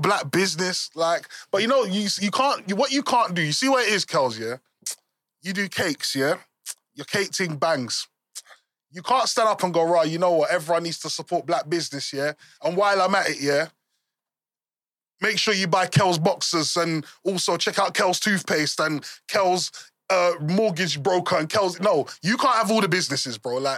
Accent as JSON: {"language": "English", "region": "England", "country": "United Kingdom"}